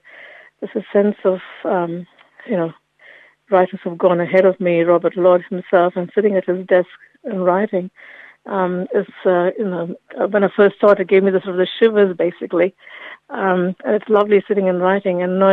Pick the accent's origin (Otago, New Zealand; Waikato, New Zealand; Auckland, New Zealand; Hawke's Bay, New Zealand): Otago, New Zealand; Dunedin; moved away as an adult; now in Wellington, New Zealand; when my father migrated from India to Dunedin, he was at the medical school, and I grew up in Dunedin and went to university there, and had family there before I moved to Wellington